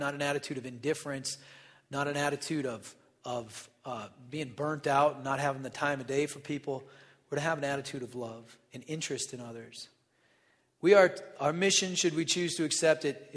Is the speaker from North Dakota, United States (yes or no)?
yes; North Dakota, United States; I'm from North Dakota